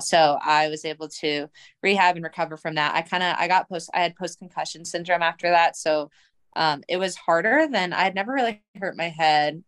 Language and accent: English; Colorado, United States; moved away as an adult; also born or lived in Stanford, California / Washington, District of Columbia, United States; now in Louisville, United States; I was born and raised in Colorado. I grew up playing for the Colorado Rush.